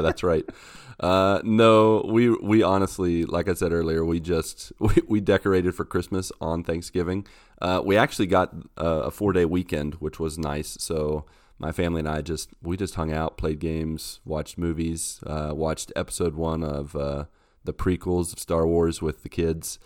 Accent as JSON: {"language": "English", "region": "West Virginia", "country": "United States", "tie": "born or raised there", "said": "I grew up in West Virginia where those kind of roads are everywhere."}